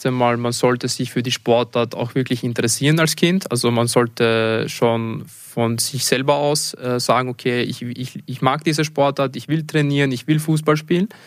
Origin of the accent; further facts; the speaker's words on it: Leoben, Styria, Austria; Also ich bin ursprünglich aus Leoben und versuche auch so oft es geht, meine Familie zu besuchen.